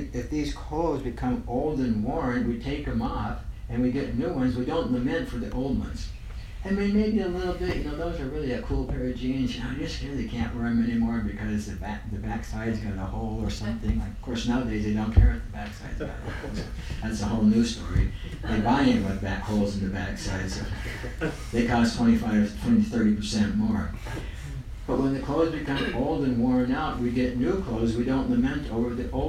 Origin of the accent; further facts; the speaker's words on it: United States; no matter where I'm at, I think I'm American